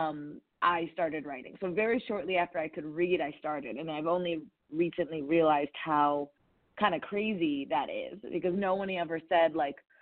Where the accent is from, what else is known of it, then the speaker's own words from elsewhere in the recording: Chicago, Illinois, United States; I was born in Chicago